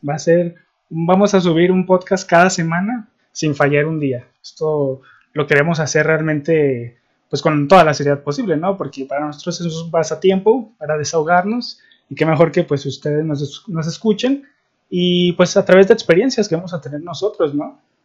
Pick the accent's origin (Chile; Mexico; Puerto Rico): Mexico; Guadalajara, Jalisco; somos de Guadalajara